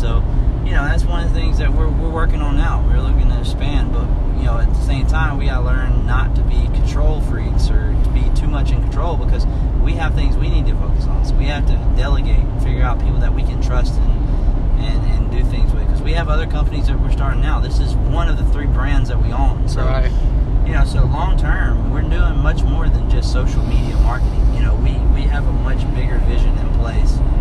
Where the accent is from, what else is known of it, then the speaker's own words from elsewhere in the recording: Tuscaloosa, Alabama, United States; we're from Tuscaloosa, Alabama